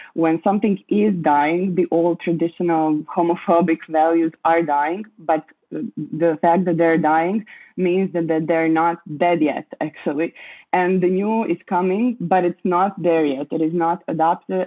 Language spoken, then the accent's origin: English; Croatia; I was born and grew up in Croatia, uh, and I still live here